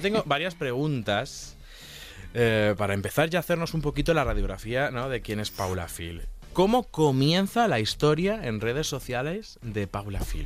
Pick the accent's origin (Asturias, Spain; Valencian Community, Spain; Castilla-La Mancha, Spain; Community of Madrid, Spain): Castilla-La Mancha, Spain; province of Toledo; yo de, Toledo, de la provincia de Toledo